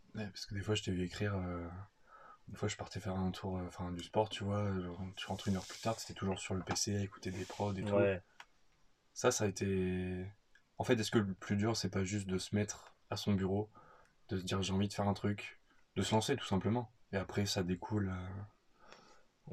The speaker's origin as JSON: {"language": "French", "country": "France", "also_born_or_lived": "Australia", "moved": "as an adult", "said": "notre goût pour la bouffe en tant que Français"}